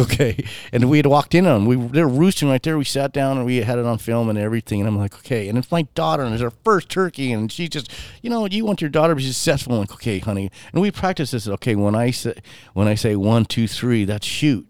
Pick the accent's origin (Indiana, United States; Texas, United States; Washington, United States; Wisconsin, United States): Washington, United States; I'm from Washington State